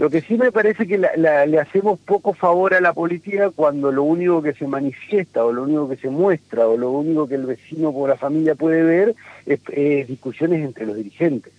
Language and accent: Spanish; Argentina; como argentino